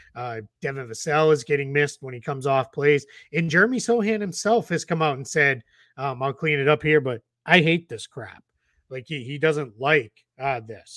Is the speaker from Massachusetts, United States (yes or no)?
yes; Boston, Massachusetts, United States; growing up in Boston